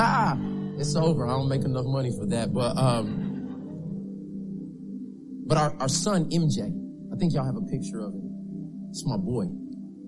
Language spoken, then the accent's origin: English; Tulsa, Oklahoma, United States; I'm from Oklahoma, Tulsa, Oklahoma